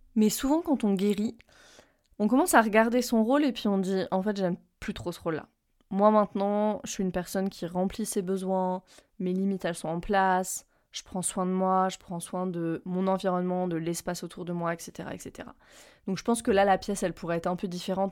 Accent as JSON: {"language": "French", "town": "Reims", "region": "Grand Est", "country": "France", "tie": "born or raised there", "moved": "yes", "said": "je rentre à Reims, euh, là où j'ai grandi"}